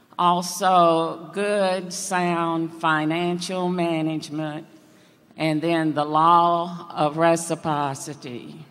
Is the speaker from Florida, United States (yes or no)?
yes; Apopka, Florida, United States; from Apopka, Florida.